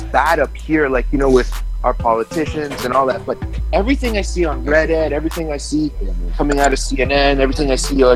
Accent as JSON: {"language": "English", "region": "New York", "country": "United States", "tie": "born or raised there", "also_born_or_lived": "Costa Rica", "accent": "Canadian", "moved": "yes", "lives_now": "Canada", "said": "I grew up in New York."}